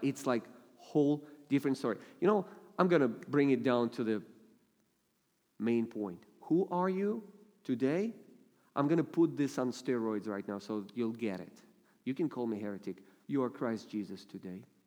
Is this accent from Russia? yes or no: yes; Russia; accent: heavy Russian; English is a second language; I only use my heavy Russian accent in dangerous situations